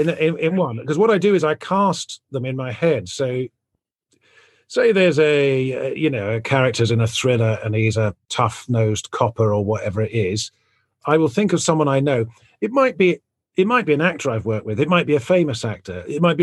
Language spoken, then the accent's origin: English; South West England, United Kingdom; That is not how I grew up. I grew up in Devon, which is in the West Country in England. I didn't go to a posh school or anything.